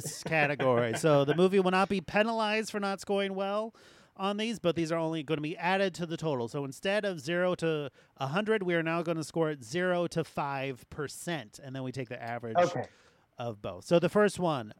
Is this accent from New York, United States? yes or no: no; California, United States; As a California native